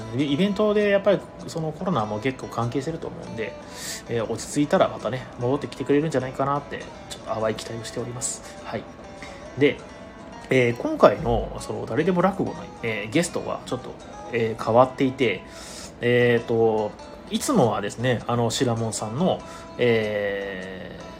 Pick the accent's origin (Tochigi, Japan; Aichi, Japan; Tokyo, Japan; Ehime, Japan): Ehime, Japan; 地元の愛媛県